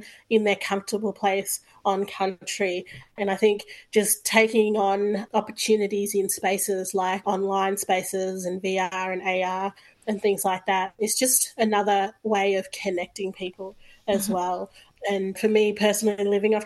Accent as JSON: {"language": "English", "town": "Bendigo", "region": "Victoria", "country": "Australia", "moved": "yes", "said": "I'm originally from Bendigo"}